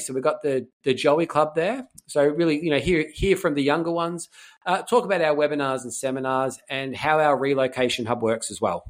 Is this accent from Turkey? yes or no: no; Melbourne, Victoria, Australia; moved away as an adult; also born or lived in Ayers Rock; I'm from Melbourne originally.